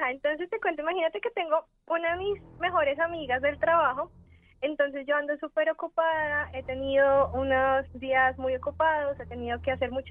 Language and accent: Spanish; Bogotá, Colombia; accent: mix; Yo soy de Bogotá, aunque, bueno, como dices, mi acento, mi acento es una mezcla.